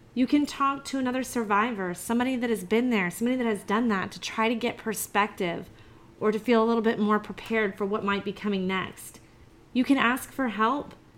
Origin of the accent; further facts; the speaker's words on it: Georgia, United States; I'm from Georgia. We, we don't have hills here